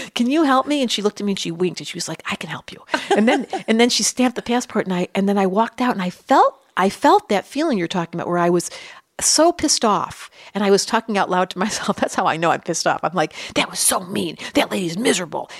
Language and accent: English; Detroit, Michigan, United States; I grew up in Detroit